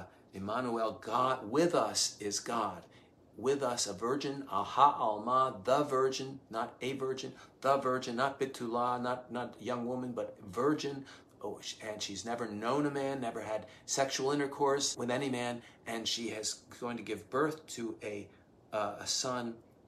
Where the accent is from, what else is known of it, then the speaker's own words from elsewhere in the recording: Cheltenham, Pennsylvania, United States; in our group of friends where we grew up outside Philadelphia in Cheltenham